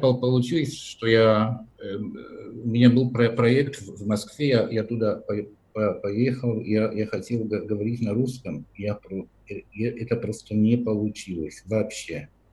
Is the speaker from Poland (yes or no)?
yes; near Kraków, Lesser Poland, Poland; Russian is a second language; also born or lived in Brussels, Belgium; now in Warsaw, Poland; Я родился в Польше, в регионе Польши, который называют на польском Мавопольска. Маленькая Польша, это недалеко от города Краков.